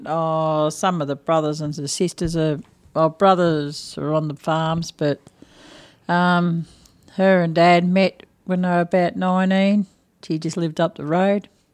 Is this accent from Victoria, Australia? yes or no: yes; Echuca, Victoria, Australia; I was born in Ichuka